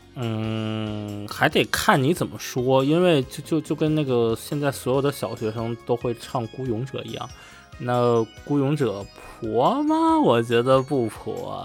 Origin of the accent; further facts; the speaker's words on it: China; now in Netherlands; 我是一个中国人